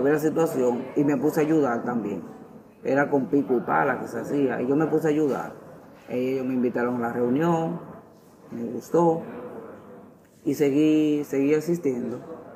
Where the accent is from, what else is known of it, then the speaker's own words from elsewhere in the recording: Santo Domingo, Distrito Nacional, Dominican Republic; also born or lived in Cristo Rey, Santo Domingo; Nací en Cristo Rey, pero me crié más, mi entorno fue en base a Villa Consuelo